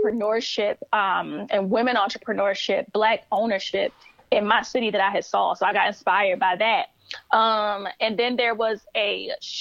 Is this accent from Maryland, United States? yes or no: yes; Baltimore, Maryland, United States; I started in Baltimore, where I'm from